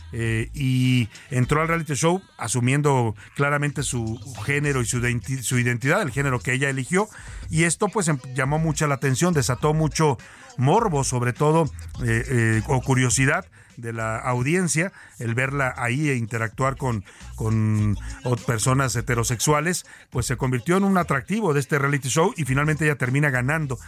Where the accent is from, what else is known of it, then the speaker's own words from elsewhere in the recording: Jalisco, Mexico; Somos paisanos de Jalisco